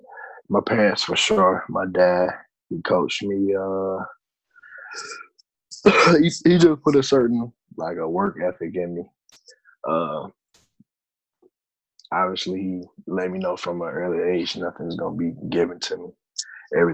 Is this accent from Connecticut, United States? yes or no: no; Spartanburg, South Carolina, United States; moved away; also born or lived in Virginia; I'm from Spartanburg, South Carolina. I went to Dorman High School, started playing football around age, six or seven